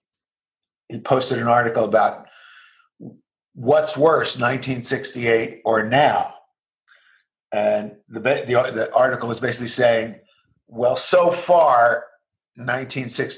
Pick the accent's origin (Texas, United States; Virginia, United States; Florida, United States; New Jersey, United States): New Jersey, United States; I grew up in the U.S., in New Jersey.